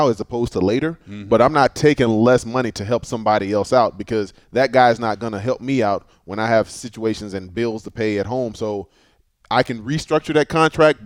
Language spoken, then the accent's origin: English; Texas, United States; born or raised there